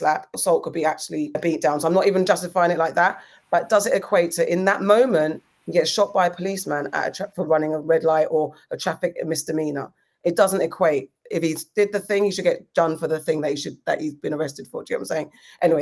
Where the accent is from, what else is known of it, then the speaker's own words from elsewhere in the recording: Ghana; as a Ghanaian, have I not cooked for you?